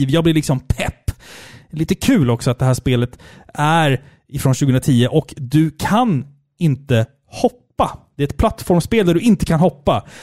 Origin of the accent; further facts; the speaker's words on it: Skåne, Sweden; accent: Scanian; Ja, ja. jag har fått beröm för min skånska.